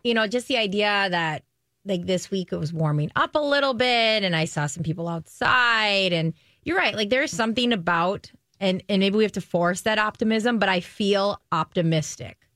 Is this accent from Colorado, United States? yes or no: no; Stillwater, Minnesota, United States; I grew up in Stillwater